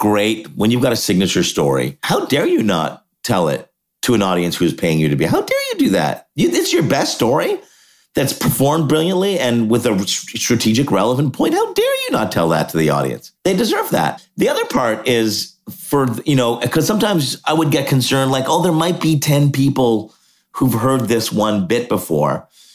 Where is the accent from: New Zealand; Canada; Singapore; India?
Canada; Montreal, Quebec; Yeah. So born in Montreal.